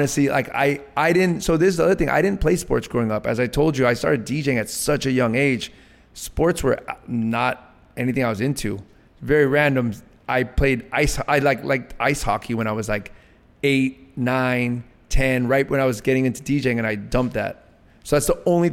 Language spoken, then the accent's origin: English; Los Angeles, California, United States; I was raised around Latino culture because I'm from LA. I went to public school in Eagle Rock.